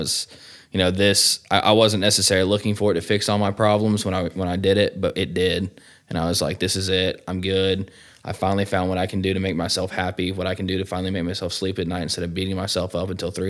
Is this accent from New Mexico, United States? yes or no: no; Cumming, Georgia, United States; I'm from Cumming, Georgia, you know, close to the old Decula, Georgia, where we are now. Grew up really in a good family, man.